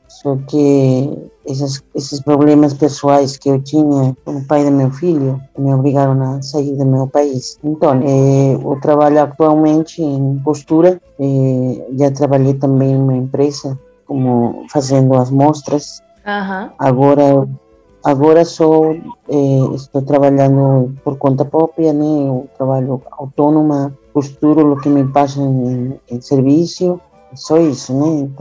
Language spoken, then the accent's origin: Portuguese; Bolivia; Portuguese is a second language; moved away as an adult; now in Brazil; Eu sou formada em Ciências da Educação da, na Universidade Maior de São Andrés, eh, mas teve que sair por questões pessoais, teve que sair do meu país para vir aqui no Brasil, que era mais pertinho, né?